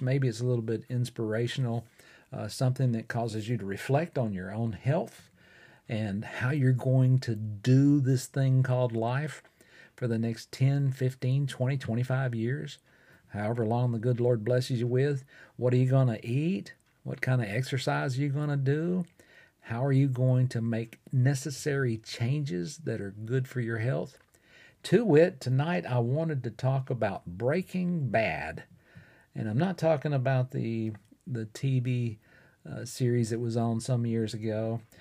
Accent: Fort Payne, Alabama, United States; recording right here in my hometown of Fort Payne, Alabama, in the United States

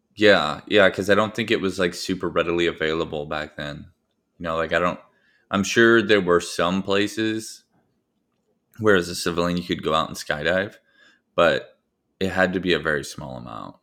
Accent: the Northwest, Pacific Northwest, United States; us growing up in the Northwest

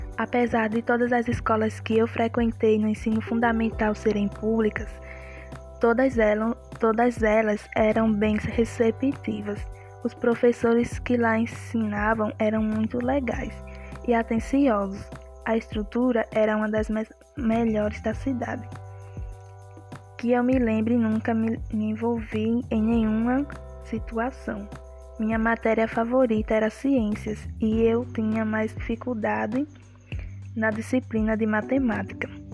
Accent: Guarabira, Paraíba, Brazil; Nasci no Hospital Regional de Guarabira, dia doze de dezembro de dois mil e um

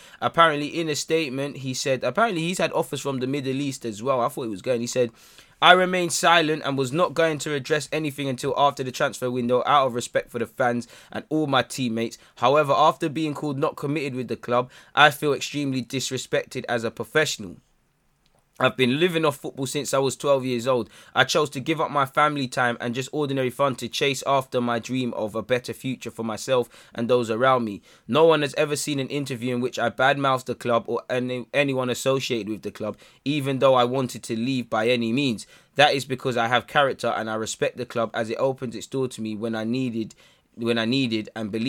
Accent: Brazil; Man, I'm from Brazil. Life is not, you know, big up Brazil, but life is not sunshine and rainbows and ice cream.

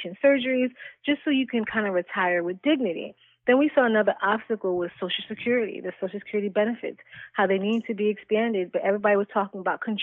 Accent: New York, United States; now in Florida, United States; I'm originally from New York

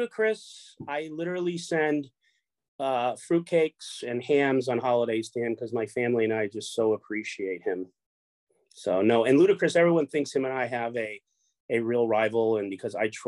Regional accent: Orange County, California, United States; also born or lived in Chicago, Illinois; I grew up here in Orange County, California, but I'm originally from Chicago

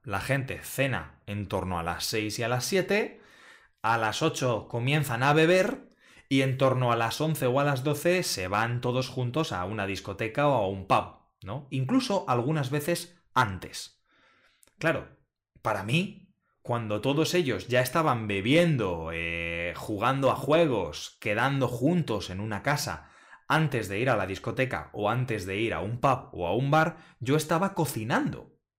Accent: Spain; moved away as an adult; now in Netherlands; los españoles

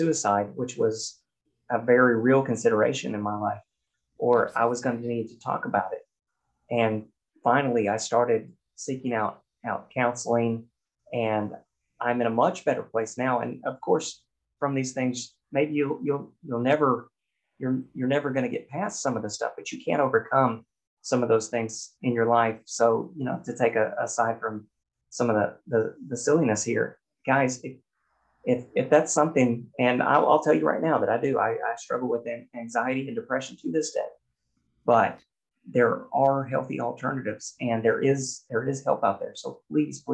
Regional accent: Oklahoma, United States; growing up in Oklahoma and that kind of thing, in a very masculine environment

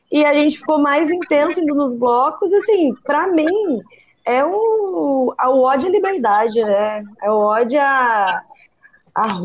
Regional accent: São Paulo, Brazil; now in Seropédica, Brazil; Gente, eu sou do interior de São Paulo, né? Lá na minha cidade a gente só ia em matinê. Eu não conhecia esse carnaval do Rio de Janeiro, né?

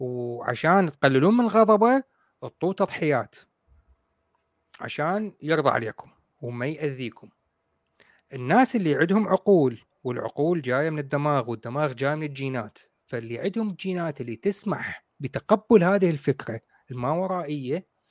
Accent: Iraq; عندنا بالعراق

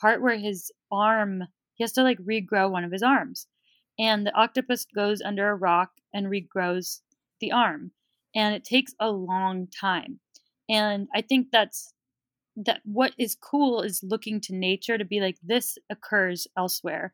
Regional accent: Bay Area, California, United States; I grew up in the Bay Area

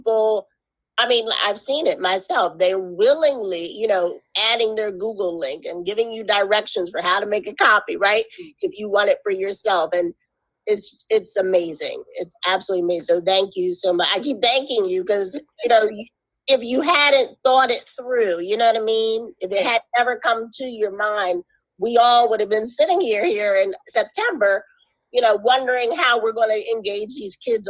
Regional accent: Philadelphia, Pennsylvania, United States; moved away; I'm from Philly originally

